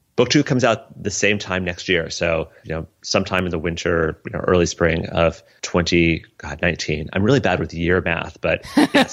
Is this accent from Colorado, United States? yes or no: yes; Colorado, United States; It was my childhood. It was growing up in Colorado